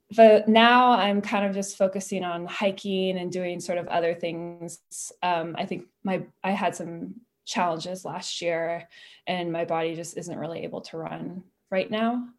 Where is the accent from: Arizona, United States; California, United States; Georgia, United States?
California, United States; Petaluma; moved away; I grew up in Petaluma